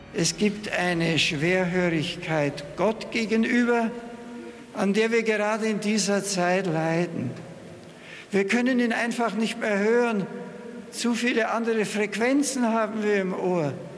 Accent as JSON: {"language": "German", "town": "Marktl", "region": "Bavaria", "country": "Germany", "tie": "born or raised there", "moved": "as an adult", "lives_now": "Rome, Italy", "said": "über Marktl fliegen, über meinem Geburtsort"}